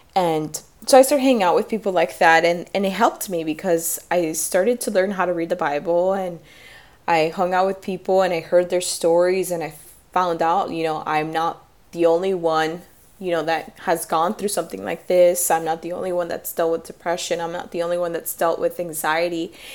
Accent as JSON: {"language": "English", "town": "Miami", "region": "Florida", "country": "United States", "said": "I'm from Miami"}